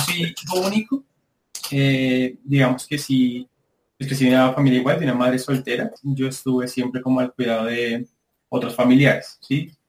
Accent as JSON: {"language": "Spanish", "town": "Soacha", "region": "Cundinamarca", "country": "Colombia", "said": "venimos de Soacha. es casi que pegado a Bogotá"}